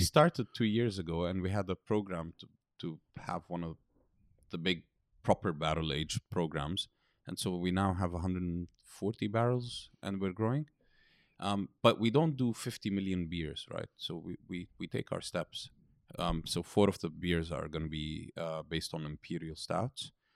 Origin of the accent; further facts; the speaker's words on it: United Kingdom; moved away as an adult; now in Beirut, Lebanon; I grew up in Britain, studied in Britain.